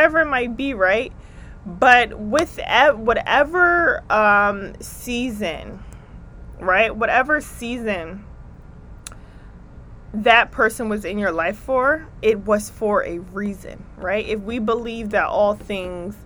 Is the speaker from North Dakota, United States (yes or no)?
no; New Jersey, United States; accent: East Coast; I am from the East Coast. I'm from Jersey, but I'm up in New York for a few.